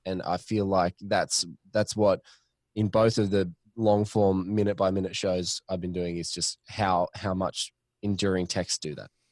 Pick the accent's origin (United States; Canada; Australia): Australia; speaking as an Australian